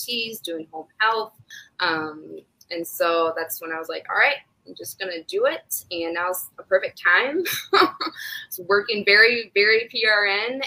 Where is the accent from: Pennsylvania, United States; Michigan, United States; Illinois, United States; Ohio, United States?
Ohio, United States; moved away as an adult; also born or lived in South Carolina / Virginia; I am from Ohio, but I've lived other places. We've been back for almost a year and a half